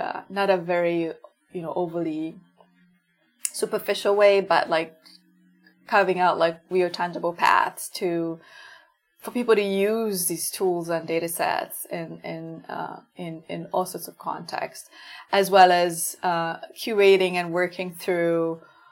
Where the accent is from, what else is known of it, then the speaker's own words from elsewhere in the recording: Kampala, Central Region, Uganda; I grew up in Kampala, and my family is not wealthy or anything like